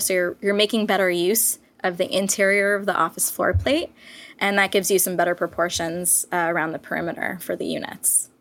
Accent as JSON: {"language": "English", "region": "Southern California", "country": "United States", "tie": "born or raised there", "said": "I was born and raised in Southern California. I'm based in Los Angeles."}